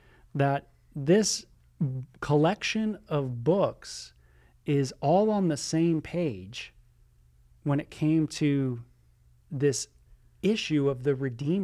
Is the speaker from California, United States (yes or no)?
yes; California, United States; And I just say … I'm from SoCal.